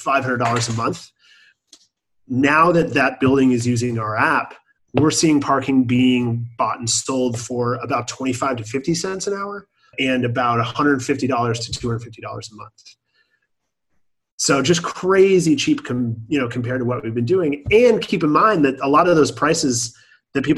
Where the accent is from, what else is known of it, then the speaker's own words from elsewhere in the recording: Bay Area, California, United States; as a 3-year-old growing up in the Bay Area